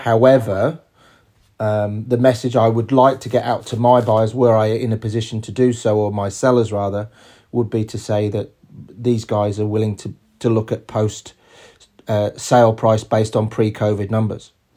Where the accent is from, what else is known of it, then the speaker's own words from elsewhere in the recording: England, United Kingdom; moved away as an adult; also born or lived in New York; now in Australia; We're both English